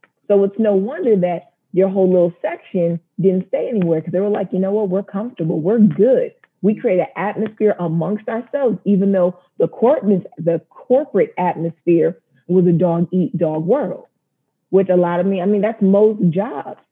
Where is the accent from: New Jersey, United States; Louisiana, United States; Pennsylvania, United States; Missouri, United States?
New Jersey, United States; moved away as an adult; also born or lived in North Carolina; now in Washington, D.C. metropolitan area, United States; Originally Jersey. I am a Jersey girl through and through